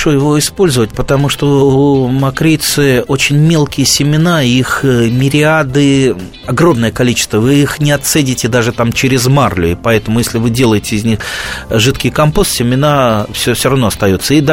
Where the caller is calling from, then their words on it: Khakassia, Russia; Я из Хакасии звоню.